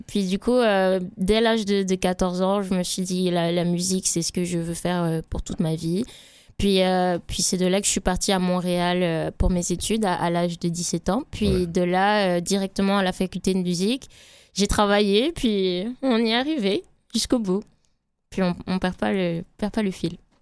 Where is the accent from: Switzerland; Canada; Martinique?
Martinique; moved away; je suis martiniquaise